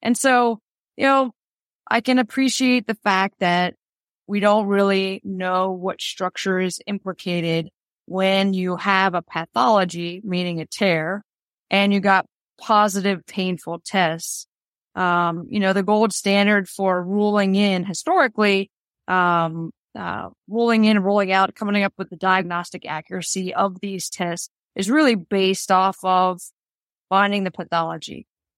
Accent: Boston, Massachusetts, United States; moved away as an adult; now in Chicago, United States; Well, so, you know, I was from Boston. I moved from Boston to Chicago in 2014.

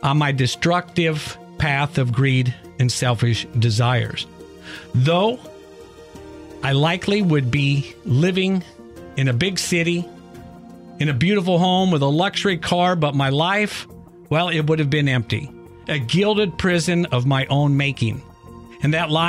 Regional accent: Iowa, United States; Growing up in Iowa

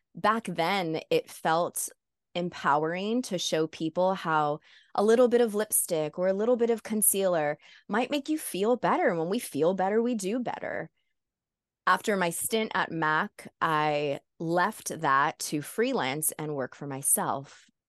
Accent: South Florida, United States; I'm the first American born in my family. And even though I was raised in South Florida

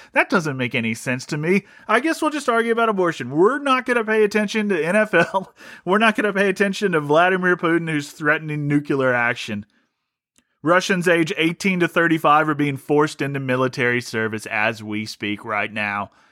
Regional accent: Ohio, United States; I grew up in Ohio

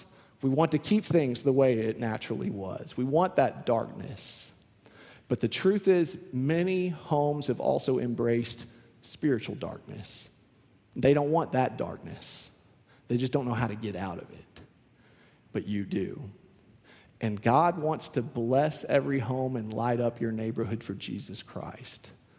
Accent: Houston, Texas, United States; now in Austin, United States; I came from Houston, which is a completely different city. Houston, I remember there were lights everywhere, street lights, highway lights, just lights everywhere. You couldn't find a dark corner in Houston, Texas, it felt like.

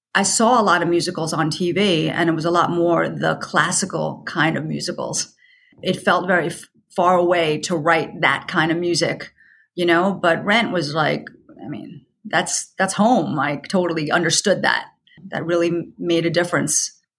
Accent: New York, United States; I, I'm a New Yorker

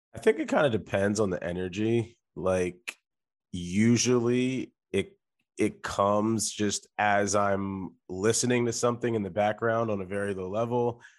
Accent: Delaware, United States; I am from Delaware, which is a state that many people don't talk about

